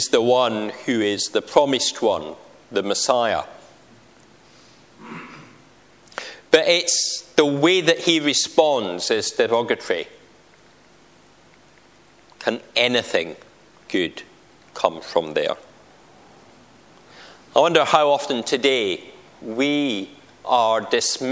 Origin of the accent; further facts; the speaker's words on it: Scotland, United Kingdom; I'm Scottish, and I'm going to Boys Brigade.